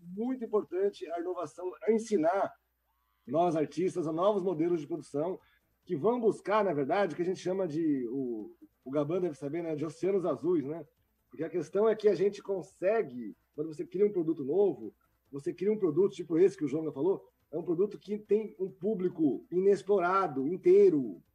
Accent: São Bernardo do Campo, São Paulo, Brazil; Eu sou do São Bernardo do Campo

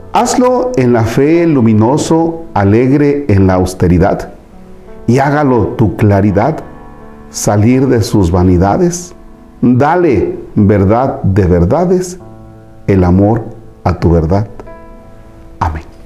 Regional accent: Tomatlán, Veracruz, Mexico; moved away; en mi tierra, en Tomatlán, Veracruz

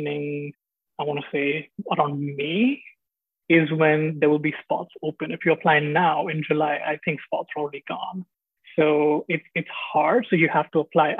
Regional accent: Mumbai, Maharashtra, India; moved away as an adult; also born or lived in Delhi / Chapel Hill, United States; now in Seattle, United States; I was raised in Mumbai, so huge city, like 18, 20 million people.

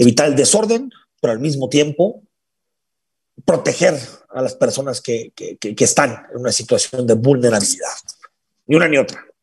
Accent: Mexico; Si esa es la situación por la que tiene que aguantar, somos todos los mexicanos, qué desgracias.

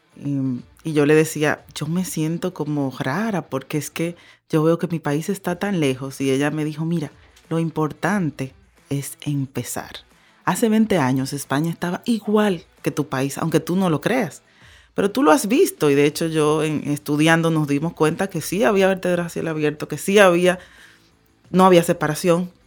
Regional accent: Dominican Republic; vámonos para mi país

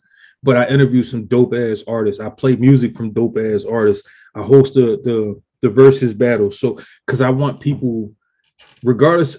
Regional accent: Philadelphia, Pennsylvania, United States; I'm actually from West Philly, the bottom

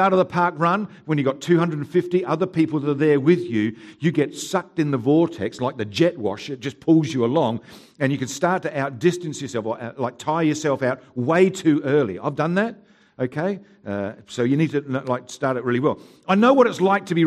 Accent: Haywards Heath, South East England, United Kingdom; now in Mount Barker, Australia; I was born in Haywards Heath

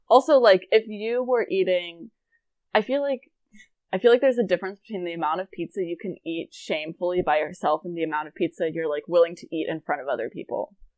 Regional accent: East Coast, United States; moved away; I'm from the East Coast

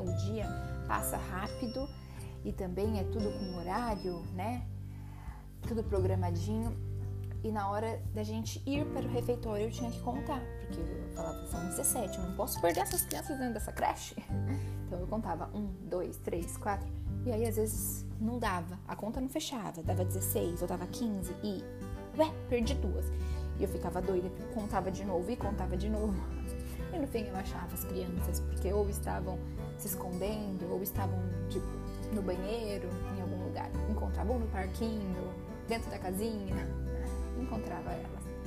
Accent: Presidente Prudente, São Paulo, Brazil; moved away as an adult; also born or lived in New York, United States; now in Lisbon, Portugal; sou brasileira. Sou do interior de São Paulo, de Presidente Prudente.

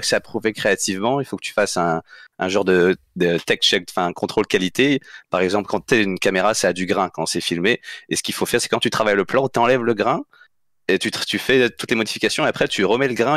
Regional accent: France; moved away as an adult; also born or lived in Saguenay, Quebec; partais à 18 ans de France pour aller étudier au, au Québec

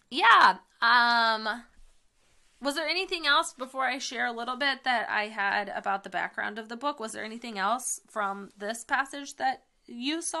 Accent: United States; like I'm an American, so I inherited these rights because of my identity as an American.

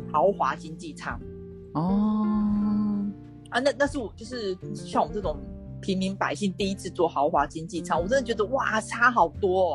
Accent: Taiwan; 他会觉得是我们台湾人很不友善这样子。

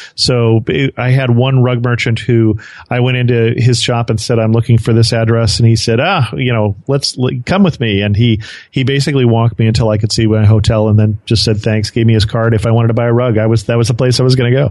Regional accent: California, United States; my home state of of California

